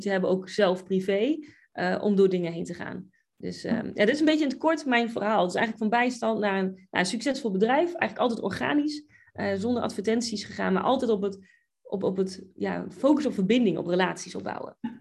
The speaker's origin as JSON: {"language": "Dutch", "town": "Buinen", "region": "Drenthe", "country": "Netherlands", "also_born_or_lived": "England / Oklahoma", "moved": "as an adult", "lives_now": "United States", "said": "Ik kom uit Buinen, Drenthe"}